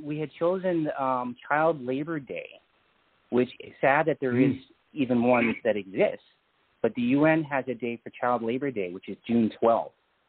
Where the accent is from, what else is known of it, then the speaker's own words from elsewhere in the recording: Canada; I'm from Canada